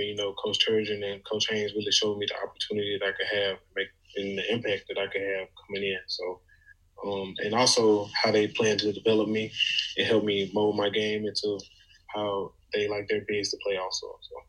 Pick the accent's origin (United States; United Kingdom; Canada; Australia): United States; Clinton, Mississippi; My hometown is Clinton, Mississippi.